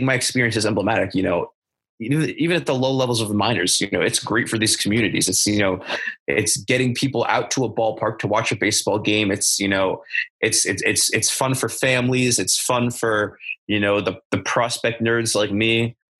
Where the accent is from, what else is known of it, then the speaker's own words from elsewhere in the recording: Norwich, Connecticut, United States; moved away; also born or lived in Brooklyn; my hometown Norwich team